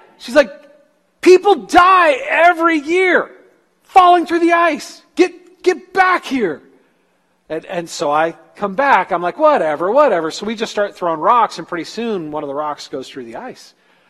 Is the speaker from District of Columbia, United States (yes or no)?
no; California, United States; moved away as an adult; My first winter in Iowa, I'm talking way back in the 80s after I moved from California and I went to college in Iowa, it was my first deep winter.